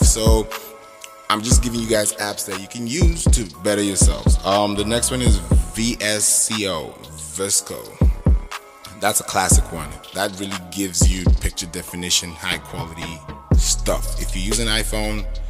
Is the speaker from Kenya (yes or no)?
yes; Kenya; moved away as an adult; also born or lived in Nigeria; now in United States; I was born in Nigeria, but I grew up in Kenya